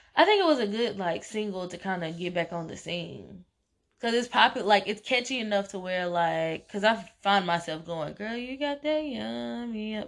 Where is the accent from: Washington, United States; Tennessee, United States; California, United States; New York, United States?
Tennessee, United States; I'm from Tennessee